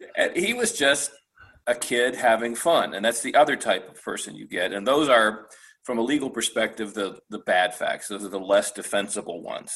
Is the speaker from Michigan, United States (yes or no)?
yes; Michigan, United States; moved away as an adult; now in Florida, United States; I worked for a, a large private firm in my home state of Michigan.